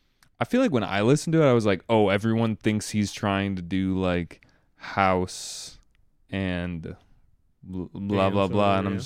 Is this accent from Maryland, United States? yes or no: no; Chicago, Illinois, United States; Because I'm from Chicago.